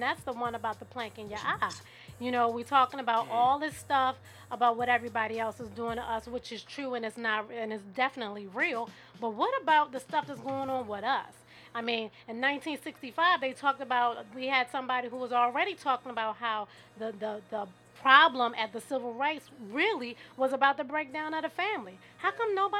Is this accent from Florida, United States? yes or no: no; Baltimore, Maryland, United States; now in Silver Spring, United States; I am from Baltimore City, born and raised. I'm out here in Silver Spring